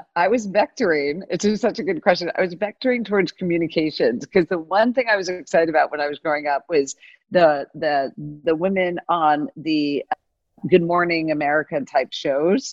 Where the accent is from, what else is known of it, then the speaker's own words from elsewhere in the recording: Miami, Florida, United States; I was born in Miami, Florida, and Miami wasn't really on the map back when I was born